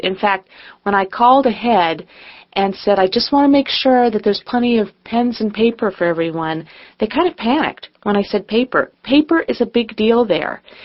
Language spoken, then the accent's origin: English; California, United States; I'm a Californian